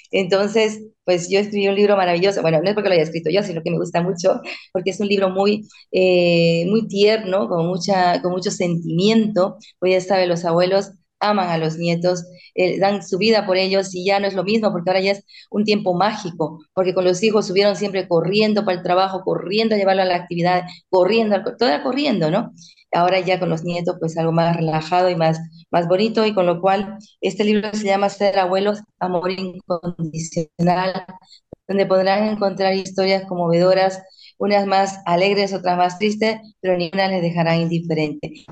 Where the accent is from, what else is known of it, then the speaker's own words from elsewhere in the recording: Bolivia; now in Spain; soy de Bolivia, pero ya llevo 26 años viviendo en este maravilloso país, España.